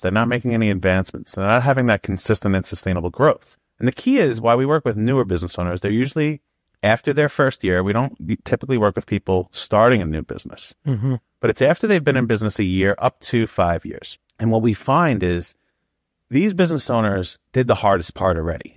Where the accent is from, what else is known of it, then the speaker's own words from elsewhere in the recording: New York, United States; We're from New York